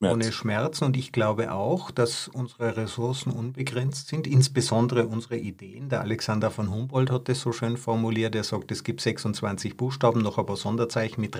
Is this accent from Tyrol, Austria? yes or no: yes; Tyrol, Austria; Ja, wir sind beide Tiroler. Wir wissen hier, in dem Land äh, gab es Schneelawinen und, und super harte Winter.